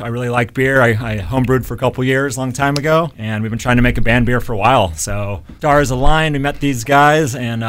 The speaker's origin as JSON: {"language": "English", "town": "San Diego", "region": "California", "country": "United States", "tie": "born or raised there", "said": "So I'm born and raised in San Diego"}